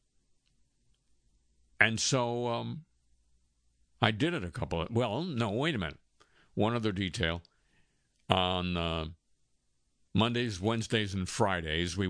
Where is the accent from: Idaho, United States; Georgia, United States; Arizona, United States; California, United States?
California, United States; Los Angeles; our neighborhood high school, when I was growing up in Los Angeles, was called